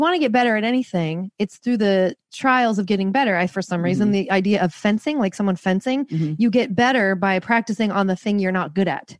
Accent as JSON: {"language": "English", "town": "Seattle", "region": "Washington", "country": "United States", "said": "I'm from Seattle, like tattoos, who cares? Purple hair, no one cares."}